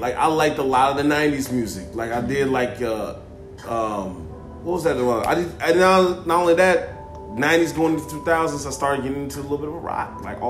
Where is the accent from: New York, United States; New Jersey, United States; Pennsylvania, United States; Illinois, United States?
Illinois, United States; Chicago; I'm a Chicago kid through and through. Grown and raised.